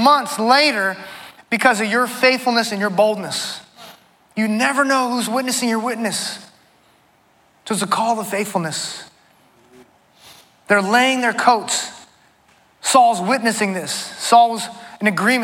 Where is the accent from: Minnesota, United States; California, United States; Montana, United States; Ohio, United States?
California, United States; moved away; I'm from California too